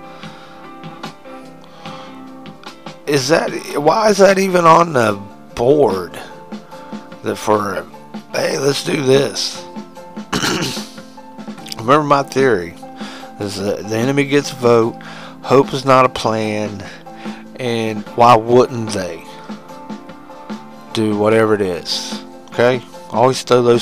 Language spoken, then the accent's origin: English; United States; I like being American